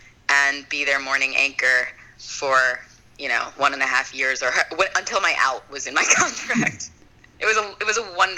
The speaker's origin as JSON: {"language": "English", "area": "Long Island", "region": "New York", "country": "United States", "tie": "born or raised there", "moved": "yes", "said": "Then I went to my hometown, Long Island, New York, where I was the evening anchor there."}